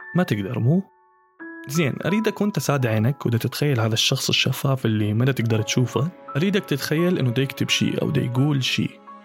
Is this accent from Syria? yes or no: no; Iraq; accent: Iraqi